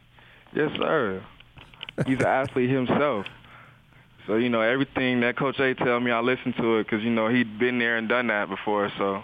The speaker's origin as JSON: {"language": "English", "town": "Las Vegas", "region": "Nevada", "country": "United States", "said": "I came from Las Vegas, coming to this small town where everything in Vegas is open 24 hours and everything out here closes around 9 or 10"}